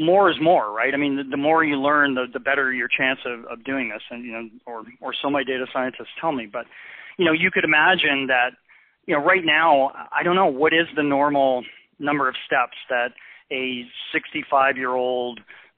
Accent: Canada; I practice medicine in a socialized system. I'm Canadian

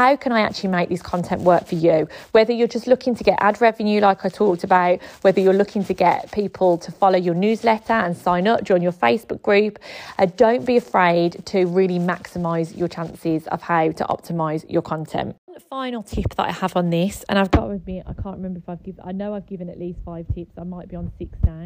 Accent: Birmingham, West Midlands, United Kingdom; If you can't tell from my accent, I am from Birmingham.

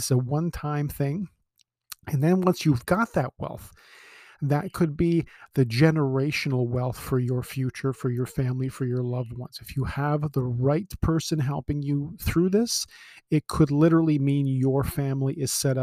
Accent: Toronto, Ontario, Canada; I was born in Scarborough. I live on the Danforth. I've lived in Ontario my whole life.

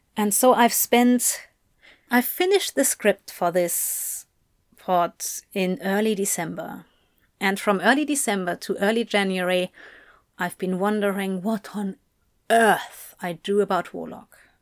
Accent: United Kingdom; I am a Brit

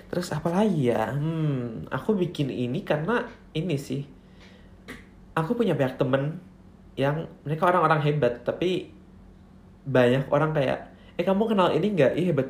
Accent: North Sumatra, Indonesia; Terus kalau … itu marga aku, karena aku orang Batak.

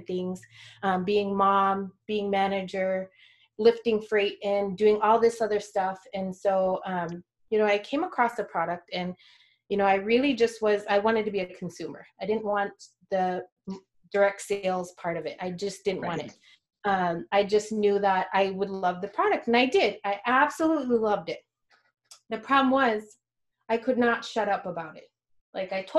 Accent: rural Alaska village, United States; now in Anchorage, United States; went back to my hometown

